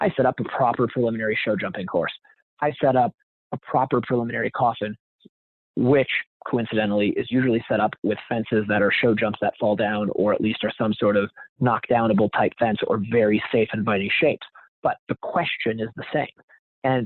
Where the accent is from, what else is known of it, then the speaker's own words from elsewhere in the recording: Wisconsin, United States; I grew up in Wisconsin